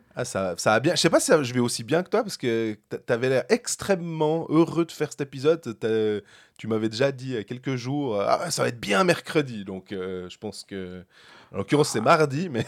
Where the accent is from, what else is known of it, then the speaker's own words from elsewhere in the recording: Switzerland; On est des Suisses.